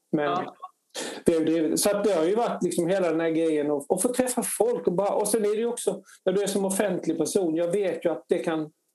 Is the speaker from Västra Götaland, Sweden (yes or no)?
no; Harplinge, Halland County, Sweden; moved away as an adult; now in Stockholm, Sweden; jag är uppväxt i Harplinge då, utanför Halmstad